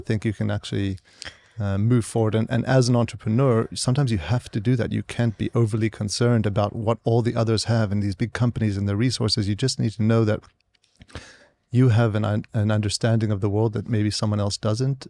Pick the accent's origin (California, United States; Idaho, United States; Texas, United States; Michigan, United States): California, United States; San Diego; also born or lived in South Africa / St. Louis / New York; I grew up there and was educated there uh, in San Diego